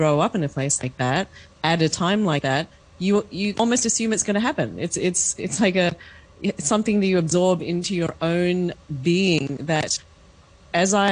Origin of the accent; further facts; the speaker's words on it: Australia; I grew up in Australia. I was first generation. I was born there